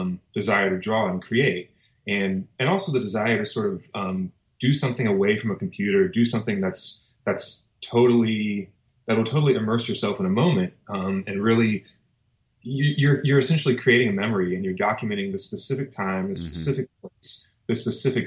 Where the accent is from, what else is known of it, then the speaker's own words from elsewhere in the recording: Mulvane, Kansas, United States; moved away as an adult; also born or lived in Brooklyn, New York; now in New York, United States; I grew up in Kansas, a small town called Mulvane, Kansas.